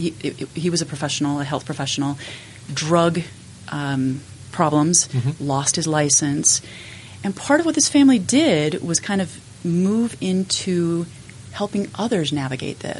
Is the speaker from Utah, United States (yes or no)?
yes; Logan, Utah, United States; I grew up in Logan